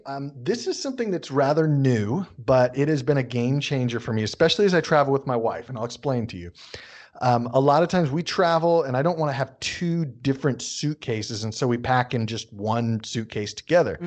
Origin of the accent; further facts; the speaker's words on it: United States; accent: American English; I'm an American speaking American English